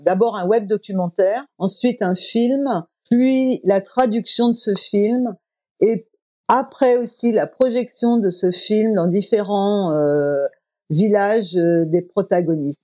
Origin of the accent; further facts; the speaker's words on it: Loudéac, Brittany, France; moved away as an adult; also born or lived in Hamburg; now in Senegal; j'avais vraiment la nostalgie euh, de la Bretagne et de mon pays